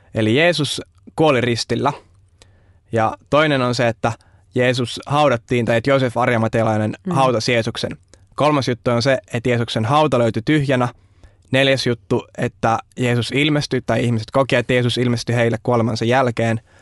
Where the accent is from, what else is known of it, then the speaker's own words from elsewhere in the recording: Vantaa, Uusimaa, Finland; mä tuun tuolta Vantaan perukoilta